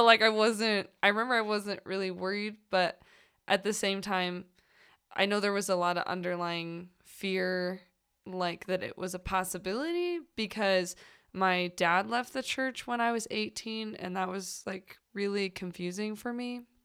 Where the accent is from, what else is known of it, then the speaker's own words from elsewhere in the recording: St. Louis, Missouri, United States; moved away; I'm originally from Saint Louis